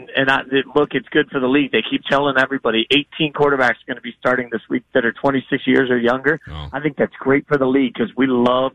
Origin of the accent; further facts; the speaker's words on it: Las Vegas, Nevada, United States; moved away; Well, I grew up in Vegas as a little kid, which was also an AWA hotbed.